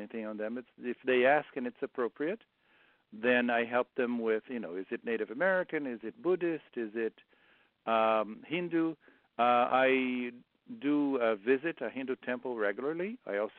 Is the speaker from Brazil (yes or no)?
yes; Brazil; moved away; I grew up in Brazil